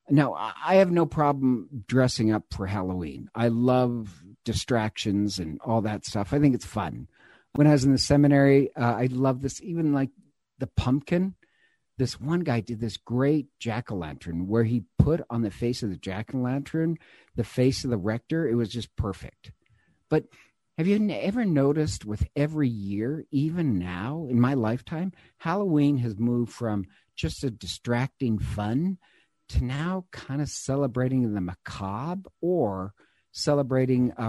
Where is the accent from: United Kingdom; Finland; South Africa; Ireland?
Ireland; I'm God knows I'm Irish. I love things that are Irish.